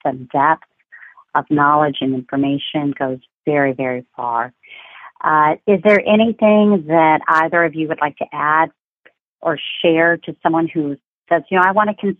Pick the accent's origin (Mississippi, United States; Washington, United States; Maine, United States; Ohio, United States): Ohio, United States; Cincinnati; moved away; I'm from Cincinnati, Ohio